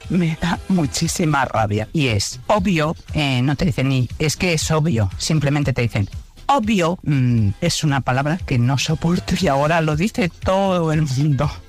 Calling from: Alicante, Valencian Community, Spain; Hola, buenas tardes … de Alicante.

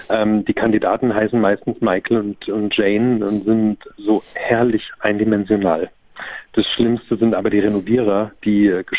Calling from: Düren, North Rhine-Westphalia, Germany; Ich bin jetzt aus Düren.

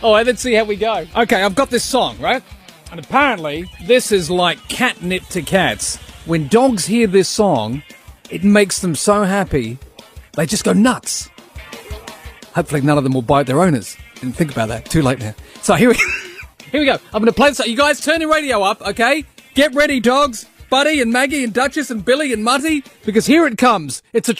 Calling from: Australia; I'm calling you from Australia, from a radio station called Triple M.

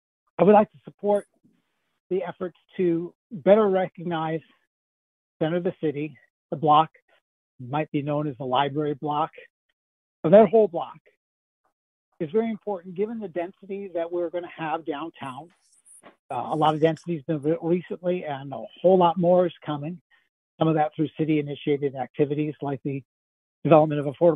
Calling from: Ann Arbor, Michigan, United States; I live here in Ann Arbor. I'm calling from Ann Arbor now. And I live in the lower town area, which is wonderful for the amount of park space we have near us, in part because of the river and the way it makes multiple bends here.

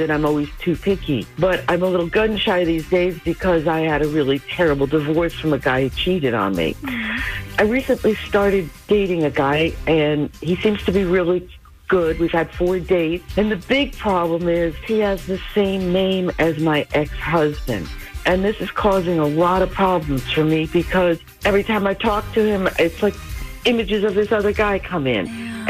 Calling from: Pasadena, California, United States

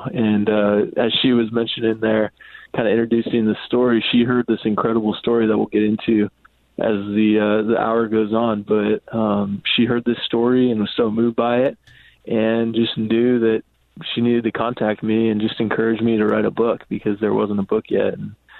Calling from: Seattle, Washington, United States; I'm here from Seattle. Good to talk with you all.

